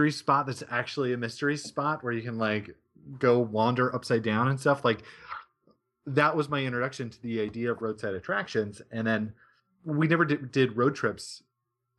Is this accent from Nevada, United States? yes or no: yes; Reno, Nevada, United States; moved away; also born or lived in Arizona; I grew up in Reno and in the Tahoe Mountains